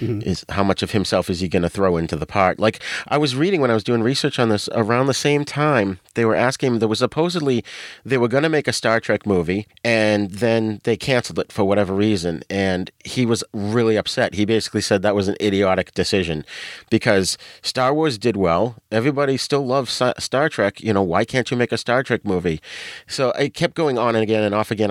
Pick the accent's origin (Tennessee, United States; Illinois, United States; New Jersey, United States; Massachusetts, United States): Massachusetts, United States; Boston; accent: New England; I'm from Boston, so I have a New England accent. I don't pronounce my R's.